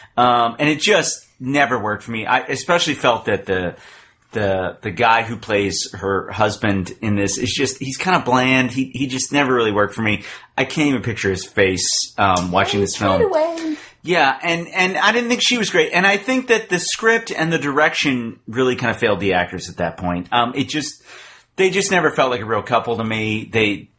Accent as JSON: {"language": "English", "region": "Texas", "country": "United States", "tie": "born or raised there", "said": "I'm from Texas. I grew up in Texas"}